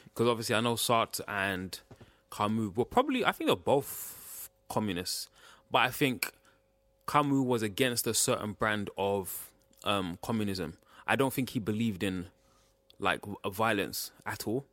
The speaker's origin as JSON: {"language": "English", "country": "Ghana", "said": "I'm from West Africa. From, in West Cape, I'm from Ghana."}